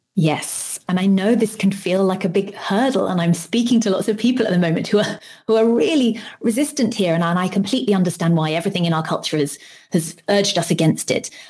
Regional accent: United Kingdom; I'm British

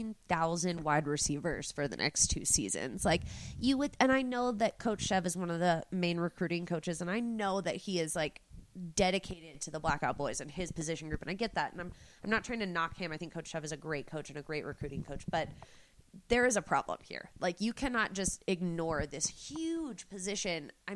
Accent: Texas, United States; And maybe this is because I am from Texas and the Texans have always put so much into their offensive line

